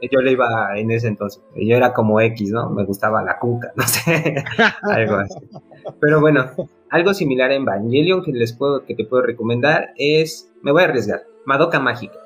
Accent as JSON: {"language": "Spanish", "country": "Mexico", "said": "como buen mexicano nos gusta el box"}